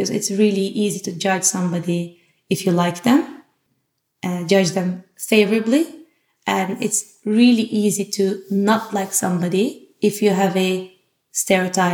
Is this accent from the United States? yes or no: no; Turkey; now in Amsterdam, Netherlands; I'm from Turkey.